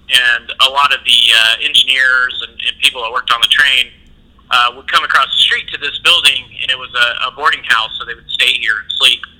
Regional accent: Evansville, Indiana, United States; also born or lived in Skokie, Illinois / Chicago; I grew up in Evansville. Um, I was actually born in, in Skokie, Illinois, which is real close to Chicago, hmm. but didn't live there. Like uh, not long after I was born, we moved uh, back to Evansville.

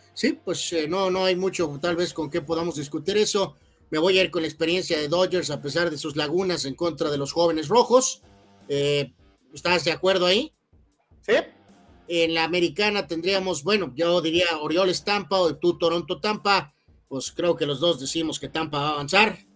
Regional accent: Mexico; nuestro país.

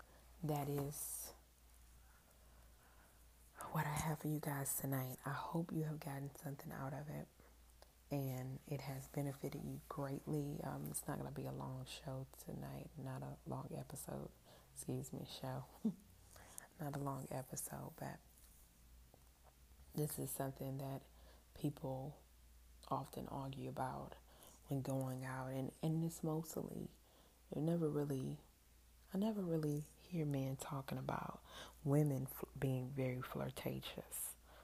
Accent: New Zealand; I am Kiwi.

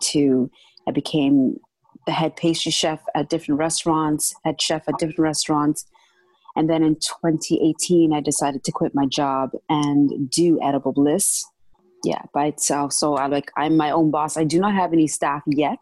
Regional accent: Toronto, Ontario, Canada; I grew up in downtown Toronto

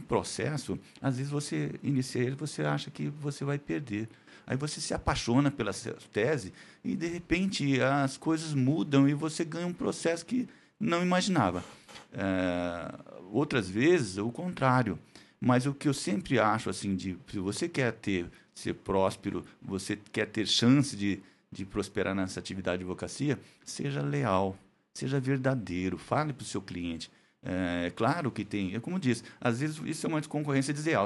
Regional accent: Andradina, São Paulo, Brazil; moved away as an adult; now in Araçatuba, Brazil; eu sou de Andradina, Aracatuba só fiz faculdade.

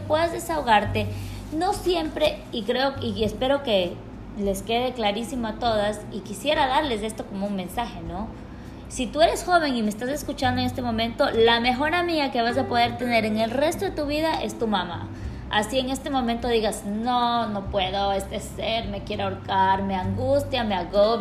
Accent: Quito, Pichincha, Ecuador; now in Guayaquil, Ecuador; yo nací en y crecí en Quito, entonces soy como un, una pequeña, un mix entre los dos lugares

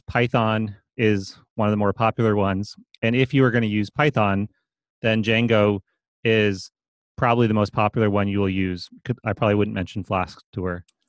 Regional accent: East Coast, United States; moved away as an adult; I grew up on the East Coast

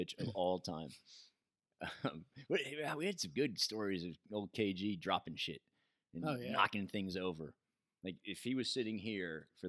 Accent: United States; me from America.

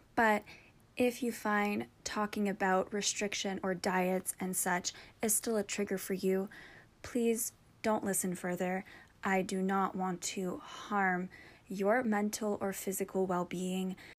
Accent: Canada; I'm French

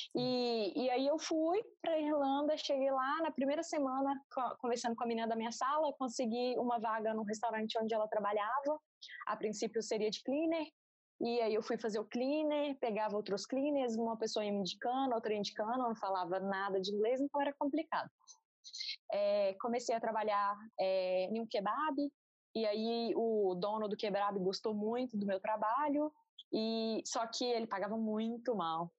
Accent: Minas Gerais, Brazil; moved away as an adult; also born or lived in Ireland / Portugal; tenho 28 anos, sou engenheira civil e sou de Minas Gerais.

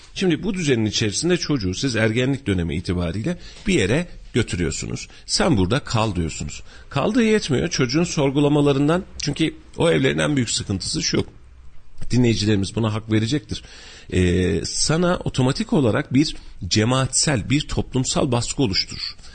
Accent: Kütahya, Turkey; ben de köylüyüm aslında

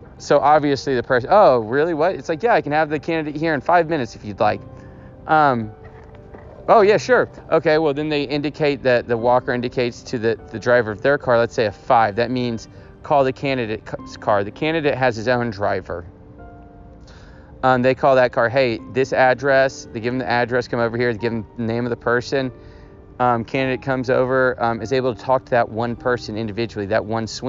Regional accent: Houston, Texas, United States; moved away; I'm from Houston, Texas

